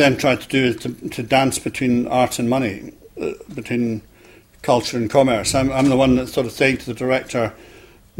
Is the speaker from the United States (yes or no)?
no; Scotland, United Kingdom; moved away as an adult; also born or lived in London; I came down from Scotland